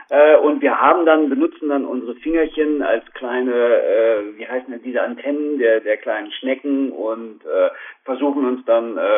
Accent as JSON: {"language": "German", "town": "Minden", "region": "North Rhine-Westphalia", "country": "Germany", "said": "aus Minden, das ist also ja. quasi der nordöstlichste Zipfel von Westfalen, wird nur umrundet von Niedersachsen."}